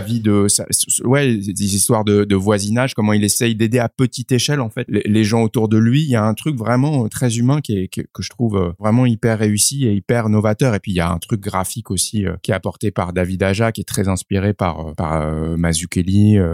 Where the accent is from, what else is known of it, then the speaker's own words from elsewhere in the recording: Paris, Île-de-France, France; je suis né à Paris.